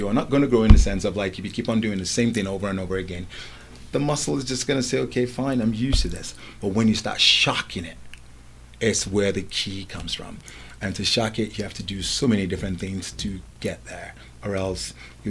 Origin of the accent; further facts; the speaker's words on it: Lagos, Nigeria; now in England, United Kingdom; I remember growing up in Nigeria before I moved to England. I was always very, very athletic, especially playing sports against local streets in Lagos and whatnot.